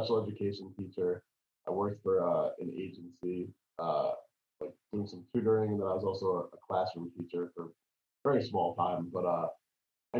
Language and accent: English; New York, United States; I grew up in New York